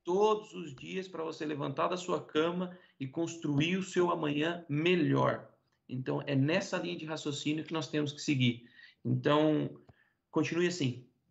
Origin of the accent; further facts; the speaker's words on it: Rio Claro, São Paulo, Brazil; also born or lived in Iporã, Paraná; Eu sou paranaense, nascido numa cidadezinha pequena no oeste do Paraná, chamada Iporã, mas vivi minha vida toda em Rio Claro